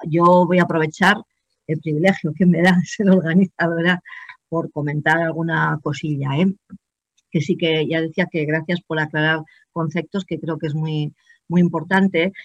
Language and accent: Spanish; Binéfar, Aragon, Spain; now in Estella, Spain; de mi pueblo de origen, Binefa, de Aragón